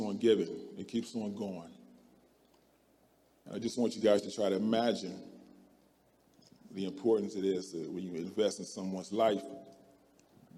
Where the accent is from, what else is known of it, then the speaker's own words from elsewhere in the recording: Akron, Ohio, United States; moved away as an adult; also born or lived in Kansas; I'm from Akron, Ohio